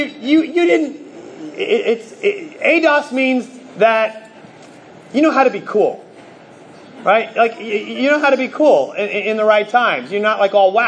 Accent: New Jersey, United States; moved away; I grew up in New Jersey

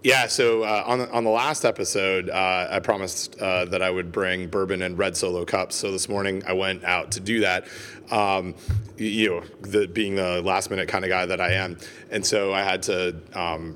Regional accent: Canada; I'm from Canada

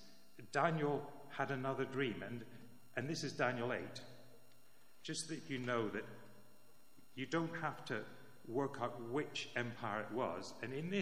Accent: Northern Ireland, United Kingdom; When I was growing up in Northern Ireland

